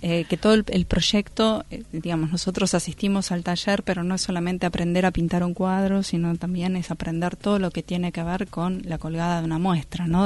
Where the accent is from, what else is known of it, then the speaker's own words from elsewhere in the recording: Buenos Aires, Argentina; moved away as an adult; en mi ciudad natal, en Buenos Aires.